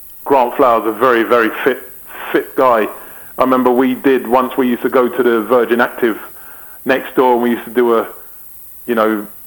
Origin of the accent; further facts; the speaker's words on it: England, United Kingdom; Yeah, well, I'm English.